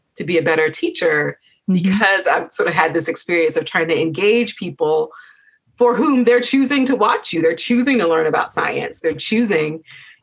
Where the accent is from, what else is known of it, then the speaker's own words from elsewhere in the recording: Georgia, United States; I'm from Georgia